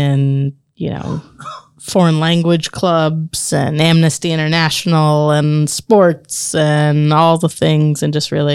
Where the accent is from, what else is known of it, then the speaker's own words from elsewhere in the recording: Marion, Indiana, United States; So I was born here in Marion. My parents lived here, grew up here, and several generations, a family going back here. Grew up in the same house my whole life.